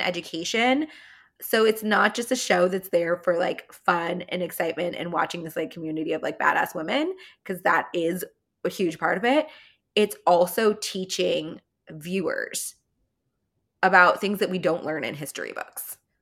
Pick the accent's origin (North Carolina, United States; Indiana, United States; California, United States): California, United States; accent: California; my California accent